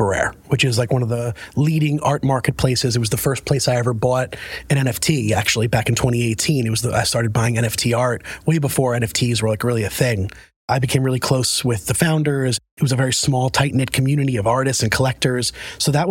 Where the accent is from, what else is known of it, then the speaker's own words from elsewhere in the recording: New York City, New York, United States; moved away as an adult; now in Connecticut, United States; I'm a New Yorker through and through. I lived in New York my entire life